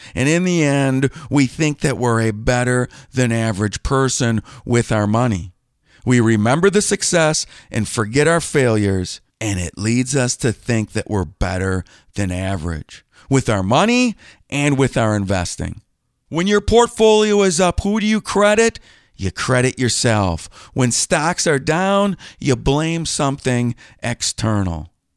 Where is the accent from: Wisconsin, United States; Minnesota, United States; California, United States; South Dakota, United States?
Wisconsin, United States; I'm from Wisconsin